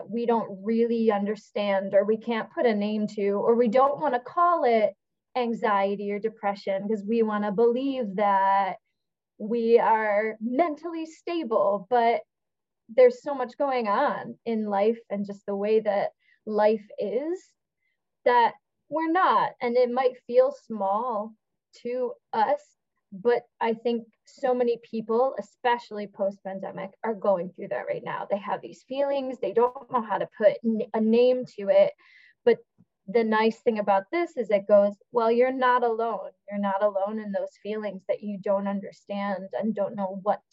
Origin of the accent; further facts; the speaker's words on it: Lockport, New York, United States; I grew up in Lockport. So I say I'm a Buffalo native in a way, north, very north Buffalo